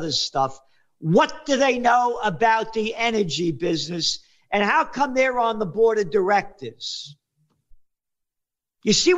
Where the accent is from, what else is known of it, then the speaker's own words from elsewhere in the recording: New York City, New York, United States; I grew up in the Bronx. And I was born in the Bronx.